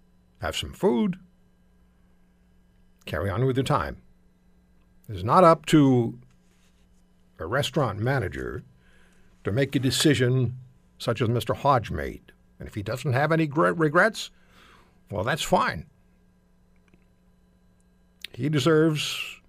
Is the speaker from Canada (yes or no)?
yes; Canada; as one Canadian